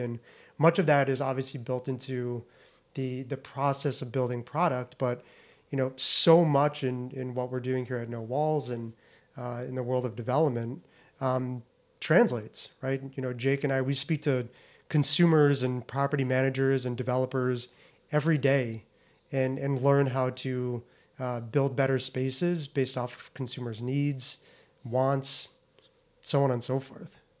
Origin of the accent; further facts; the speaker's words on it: Naples, Florida, United States; moved away as an adult; also born or lived in Lewiston, Maine; born and raised in Naples, Florida.